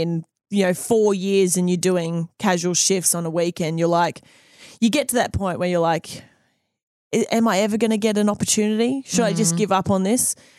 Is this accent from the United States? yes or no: no; Country Queensland, Australia; moved away as an adult; now in New Zealand; being an Aussie and then coming to New Zealand, I left Aussie